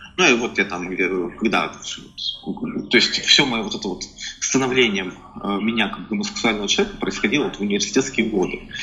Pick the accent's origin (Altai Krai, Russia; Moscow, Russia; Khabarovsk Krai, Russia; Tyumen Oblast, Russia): Tyumen Oblast, Russia; Tyumen; moved away as an adult; now in Saint Petersburg, Russia; я здесь э, родился в Петербурге, но э, долгое время, опять же, по семейным обстоятельствам я жил в Тюмени. То есть там же я вырос, учился в университете и приехал в Петербург только в 2010 году.